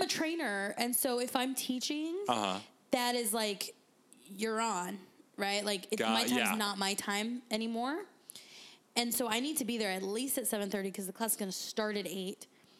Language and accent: English; San Diego, California, United States; moved away as an adult; I'm from San Diego, where it's very expensive.